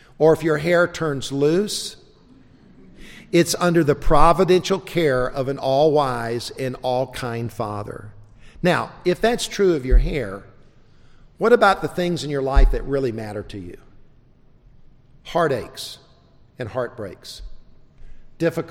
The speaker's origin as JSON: {"language": "English", "region": "South Carolina", "country": "United States", "tie": "born or raised there", "also_born_or_lived": "South Georgia", "said": "I was born in South Georgia. I was raised in South Carolina"}